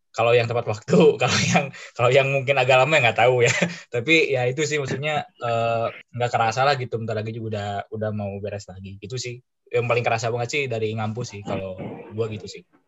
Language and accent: Indonesian; Bandung, West Java, Indonesia; gua dari Bandung